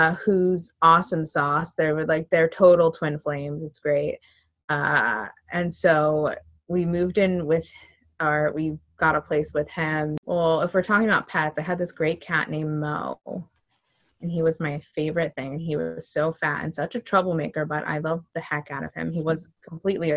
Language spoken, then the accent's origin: English; Connecticut, United States; I was born in Connecticut, and my parents lived together